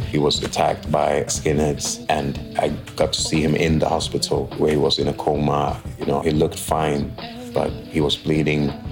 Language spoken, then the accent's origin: English; Sweden; My parents were born in Ghana. I was born in Sweden myself. I grew up in a typically Ghanaian household